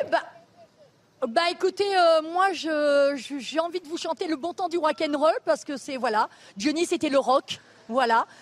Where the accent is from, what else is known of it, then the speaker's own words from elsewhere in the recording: Paris, Île-de-France, France; je suis de Paris